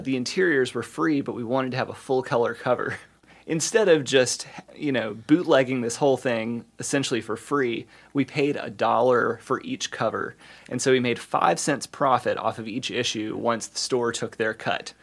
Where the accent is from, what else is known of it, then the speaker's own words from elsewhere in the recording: the South, United States; moved away as an adult; also born or lived in East Coast / Midwest; now in Bloomington, United States; growing up as a, you know, at the tail end of Generation X, as a, as a Southerner with baby boomer Southerner parents